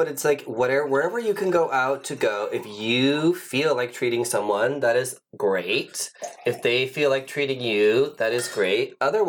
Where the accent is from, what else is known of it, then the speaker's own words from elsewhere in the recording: Ohio, United States; now in West Hollywood, United States; So we are actually both transplants here. Yes. I initially was... born and raised in Ohio, so, like, tri-state area.